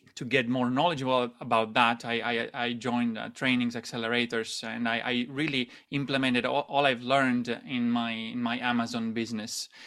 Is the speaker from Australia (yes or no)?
no; Italy; moved away as an adult; also born or lived in Shanghai, China; I'm originally from Italy, Italy, and, um, I moved to Shanghai after university started